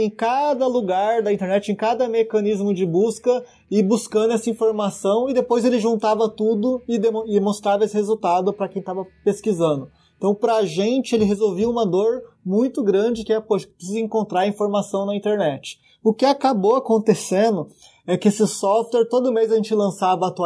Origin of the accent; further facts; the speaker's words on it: Dourados, Mato Grosso do Sul, Brazil; now in São Paulo, Brazil; eu sou sumatogrossense, né? Sou natural de Dourados. É, 1.600 quilômetros aqui de São Paulo.